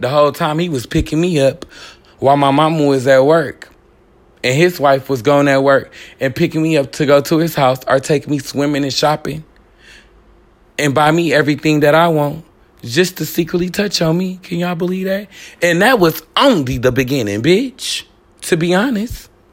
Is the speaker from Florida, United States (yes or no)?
no; Richmond, California, United States; I was born and raised in Richmond, California.